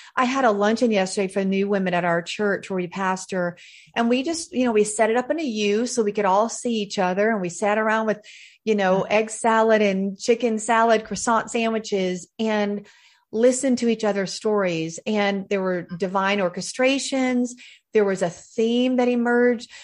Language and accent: English; Charlotte, North Carolina, United States; I am a Southern girl through and through. I was born in Charlotte, North Carolina